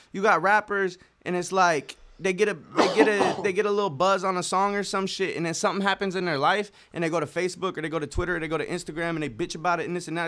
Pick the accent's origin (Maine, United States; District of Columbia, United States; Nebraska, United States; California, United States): Nebraska, United States; Norfolk; my hometown, uh, Norfolk